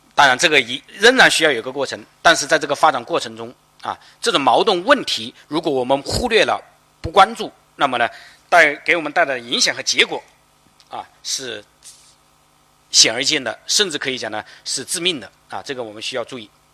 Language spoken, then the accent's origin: Chinese; China; 我们中国人